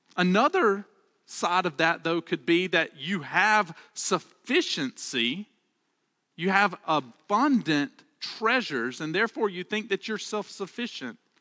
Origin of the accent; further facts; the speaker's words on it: Alabama, United States; accent: Southern; I'm from Alabama, and one of the things I love about, uh, about Southern speech is that we have a way to say the plural second person, and we say y'all